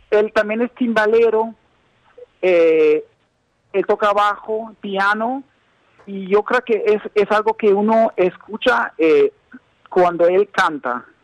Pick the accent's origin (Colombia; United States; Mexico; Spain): United States; yo como eh, como un gringo, ¿no? Como se me puede ver.